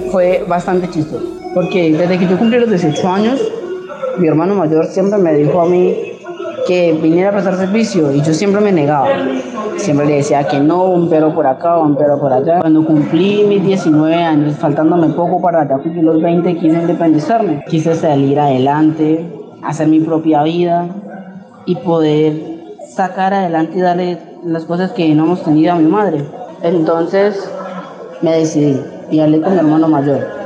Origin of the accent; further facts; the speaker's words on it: Campo Alegre, Huila, Colombia; soy de Campo Alegre, Huila